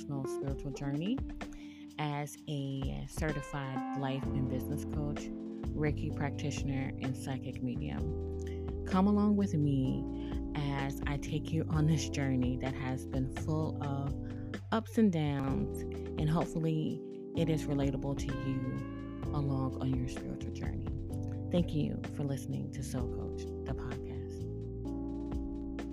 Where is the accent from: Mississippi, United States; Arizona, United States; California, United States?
Mississippi, United States; moved away as an adult; also born or lived in New Orleans, Louisiana; The small town girl from Mississippi that was born and raised in Mississippi, but I grew up in New Orleans because I spent the majority of my adult life in the city.